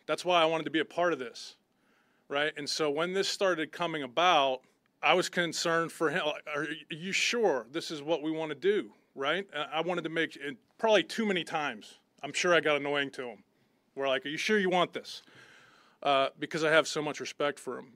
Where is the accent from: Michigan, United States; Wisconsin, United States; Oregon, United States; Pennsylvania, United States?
Pennsylvania, United States; Butler; moved away; I grew up in Butler, Pennsylvania, in a steel town